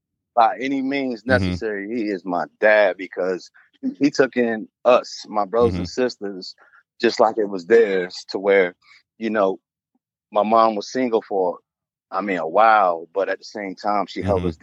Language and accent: English; Auburn, New York, United States; Growing up in upstate New York, you know what I'm saying?